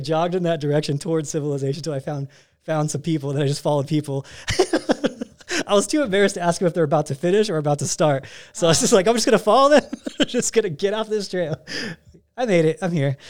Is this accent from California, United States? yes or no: yes; California, United States; moved away as an adult; also born or lived in Denver; I'm from California, you know, the concrete jungle